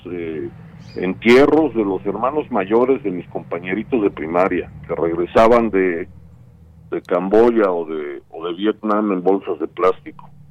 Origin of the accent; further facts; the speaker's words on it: United States; moved away; era muy, muy, muy complicado crecer en Estados Unidos, crecer como gringo. Yo hablaba inglés, hablaba muy mal español